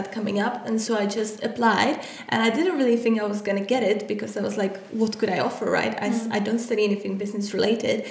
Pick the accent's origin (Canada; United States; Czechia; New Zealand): Czechia; moved away as an adult; now in London, United Kingdom; I come from the Czech Republic. I came to London to study at the university.